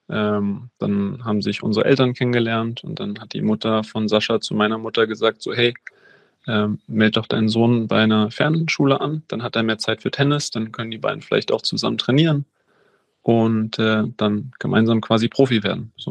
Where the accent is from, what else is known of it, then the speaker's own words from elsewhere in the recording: Berlin, Germany; Also ich bin in Wannsee aufgewachsen, ähm, in Berlin, kleiner, kleiner Teil, ein bisschen außerhalb, nicht in der Stadt, ähm, wie sich das die meisten vorstellen.